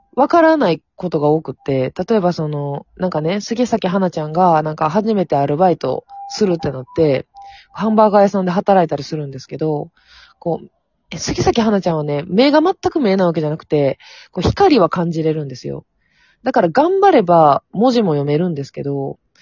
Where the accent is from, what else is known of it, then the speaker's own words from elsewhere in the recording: Amagasaki, Hyogo, Japan; 地元が阪神天崎